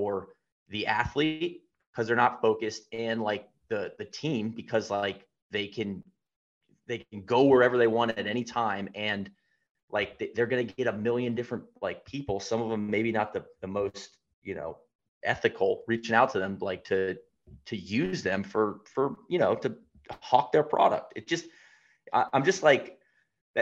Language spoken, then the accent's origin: English; Atlanta, Georgia, United States; moved away; I'm back home in Atlanta, I'm from Atlanta